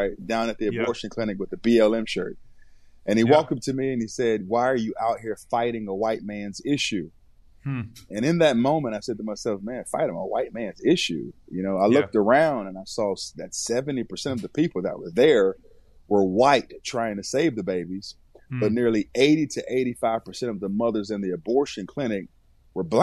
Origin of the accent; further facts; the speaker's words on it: Raleigh, North Carolina, United States; also born or lived in Elizabeth City, North Carolina; I was born in Elizabeth City, North Carolina. And my mother moved us to Raleigh, North Carolina, when I was at the age of five